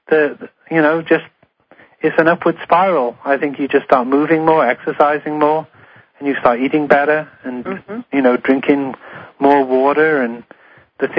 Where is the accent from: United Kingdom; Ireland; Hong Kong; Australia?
United Kingdom; Wales; now in Honolulu, United States; I'm from Wales, where … is from.